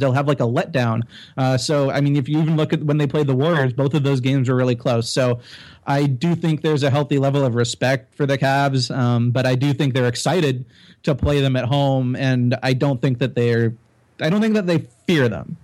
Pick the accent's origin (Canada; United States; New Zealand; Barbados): Canada; Toronto, Ontario; raised, not born, okay. but raised here